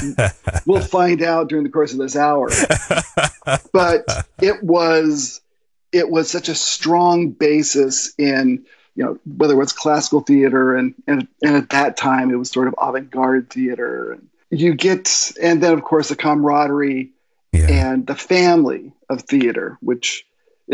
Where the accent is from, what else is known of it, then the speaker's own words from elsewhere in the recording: Long Beach, California, United States; also born or lived in Los Alamitos; I was born and raised pretty much in Long Beach and a small community down south from LA called Los Alamitos, Seal Beach